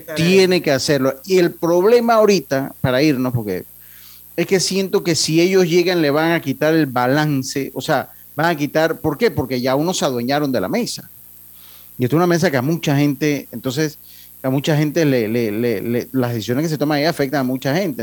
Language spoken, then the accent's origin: Spanish; Panama; todos los panameños